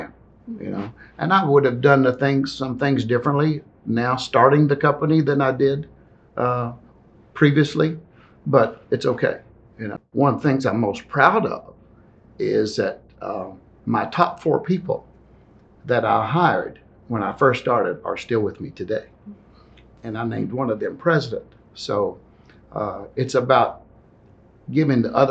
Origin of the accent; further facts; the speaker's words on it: Athens, Tennessee, United States; moved away as an adult; also born or lived in Nashville, Tennessee; Athens, Tennessee, the small town. I had all the comforts there.